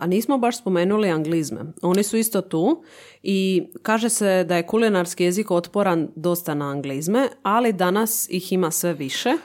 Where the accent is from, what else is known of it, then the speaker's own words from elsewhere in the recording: Zadar, Zadar County, Croatia; kod nas u Zadru